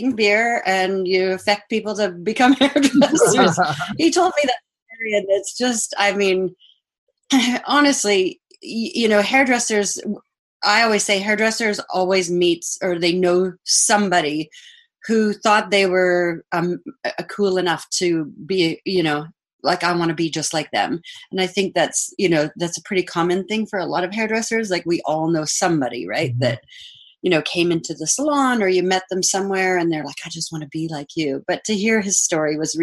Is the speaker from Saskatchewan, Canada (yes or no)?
yes; Saskatchewan, Canada; also born or lived in Australia; I was born in Saskatchewan